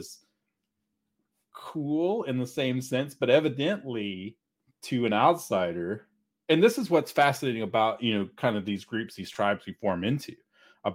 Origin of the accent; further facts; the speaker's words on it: Mississippi, United States; now in Texas, United States; I grew up in a tiny, I mean, really seriously tiny town in the middle of nowhere. Mississippi, right? Yeah. I mean, I'm from Texas, but my family, my stepdad was from Mississippi. I lived in Mississippi because that's where we moved